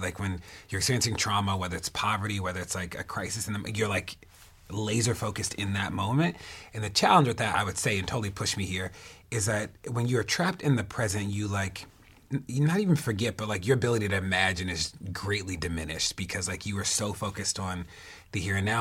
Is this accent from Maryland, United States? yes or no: yes; Baltimore, Maryland, United States; Baltimore, my hometown and the place that I live in.